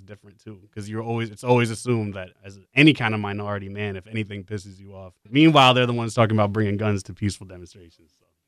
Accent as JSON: {"language": "English", "town": "New York City", "region": "New York", "country": "United States", "tie": "born or raised there", "moved": "as an adult", "said": "I'm from the Bronx. Like, Like, you know, I grew up there"}